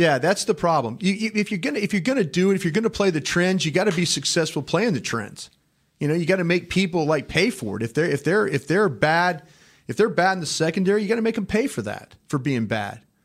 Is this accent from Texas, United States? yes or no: yes; Dallas, Texas, United States; I was from Dallas